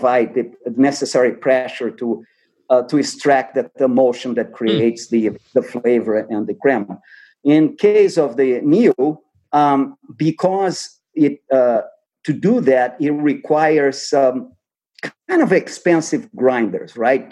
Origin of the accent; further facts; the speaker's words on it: Brazil; moved away; I'm from Brazil, so I grew up with coffee.